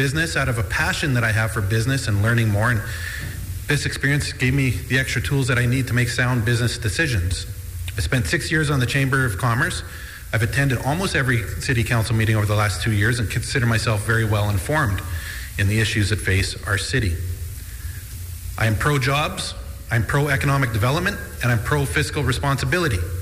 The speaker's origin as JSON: {"language": "English", "town": "Yorkton", "region": "Saskatchewan", "country": "Canada", "tie": "born or raised there", "also_born_or_lived": "British Columbia", "said": "I was born and raised in Yorkton"}